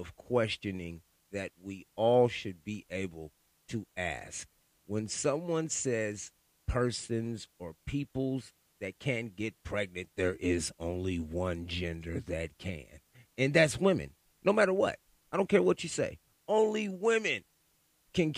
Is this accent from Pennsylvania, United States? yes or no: no; Sacramento, California, United States; I'm from Sacramento, California